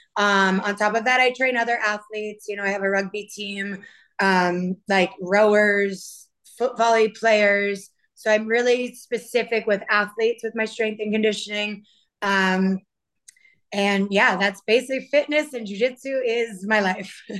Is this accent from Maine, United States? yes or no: yes; Maine, United States; now in Miami, United States; I am originally from Maine and now I reside in Miami